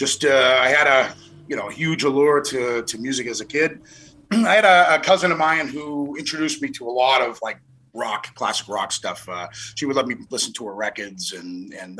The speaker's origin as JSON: {"language": "English", "town": "Chelsea", "region": "Massachusetts", "country": "United States", "tie": "born or raised there", "also_born_or_lived": "Montreal", "moved": "as an adult", "said": "I was born in Chelsea"}